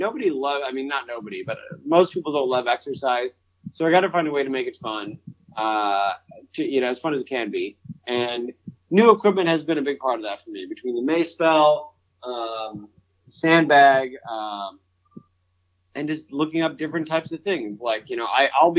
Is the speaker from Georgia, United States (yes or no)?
no; Central New York, United States; I'm from Central New York